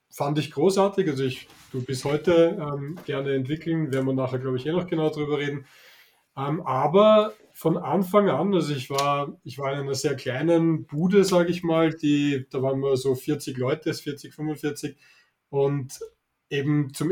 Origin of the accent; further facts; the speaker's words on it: Vienna, Austria; accent: Viennese; Ich, ich hoffe, ihr verzeiht mir meinen, meinen leichten Wiener Akzent.